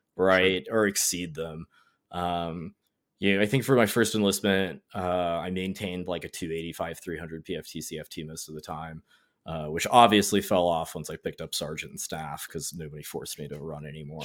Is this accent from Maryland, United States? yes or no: no; North Carolina, United States; I'm from North Carolina, grew up here